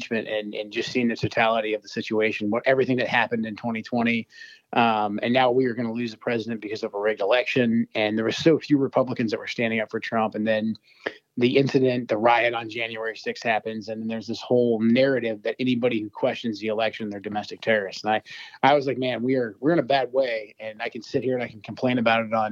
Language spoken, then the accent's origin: English; Portland, Oregon, United States; moved away as an adult; I grew up in Portland, and the Portland, Oregon that I left in 1998